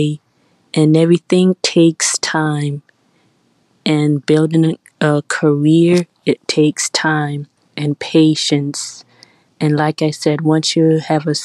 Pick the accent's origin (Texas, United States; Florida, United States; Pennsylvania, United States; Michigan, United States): Florida, United States; Miami; I'm from Miami, Florida.